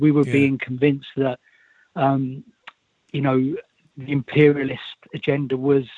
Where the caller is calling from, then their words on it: Milton Keynes, South East England, United Kingdom; I'm calling from Milton Keynes in Buckinghamshire